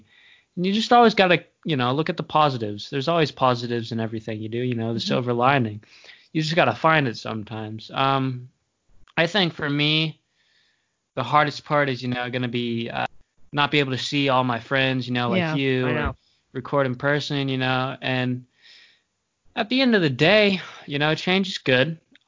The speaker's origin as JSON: {"language": "English", "region": "Tennessee", "country": "United States", "tie": "born there", "also_born_or_lived": "Maine", "said": "I was born in Tennessee, moved to Maine, moved here."}